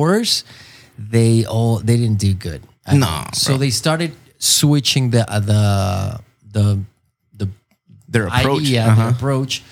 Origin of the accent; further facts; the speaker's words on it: Mexico City, Mexico; moved away as an adult; now in San Diego, United States; I'm from Mexico City. I mean, I've been living here in San Diego for the past 17 years.